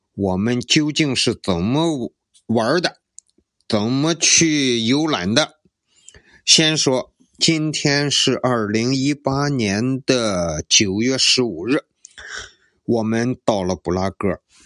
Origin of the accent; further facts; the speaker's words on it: Qingdao, Shandong, China; 我身为青岛人还真是挺自豪的